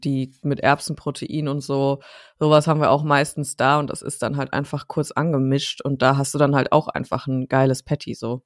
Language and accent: German; Dortmund, North Rhine-Westphalia, Germany; in meiner Heimatstadt Dortmund